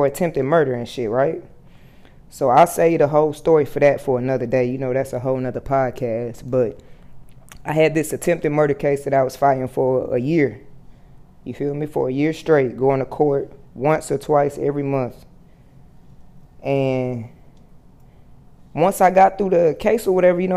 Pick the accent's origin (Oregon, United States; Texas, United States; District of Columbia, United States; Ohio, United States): Texas, United States; Fort Worth; moved away as an adult; also born or lived in Atlanta / Miami, Florida; I moved back home to Texas. You know, I'm from Fort Worth, Texas